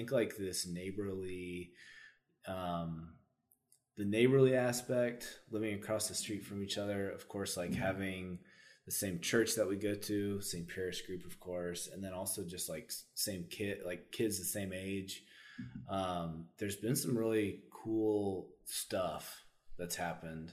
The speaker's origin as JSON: {"language": "English", "town": "Austin", "region": "Texas", "country": "United States", "tie": "born or raised there", "also_born_or_lived": "Nashville", "said": "I grew up in Austin, South Austin, and went to Austin High"}